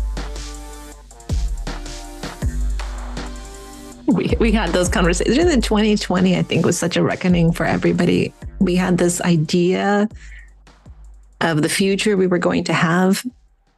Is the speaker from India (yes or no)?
no; Ukraine; first language Russian; English is a second language; now in United States; my home country of Ukraine was invaded.